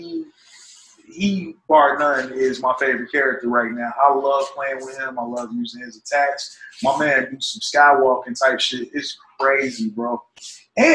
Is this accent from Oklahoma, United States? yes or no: no; Chicago, Illinois, United States; moved away; NetherRealm Studios back in my hometown